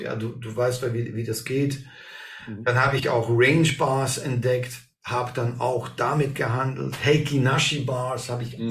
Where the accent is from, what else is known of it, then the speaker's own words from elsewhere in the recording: Belgium; hier bei uns in Belgien